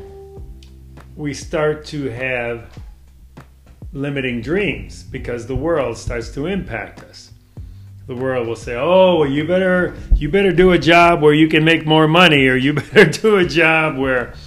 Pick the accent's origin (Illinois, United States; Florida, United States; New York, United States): Illinois, United States; Chicago; now in Omaha, United States; I grew up in Chicago, city of Chicago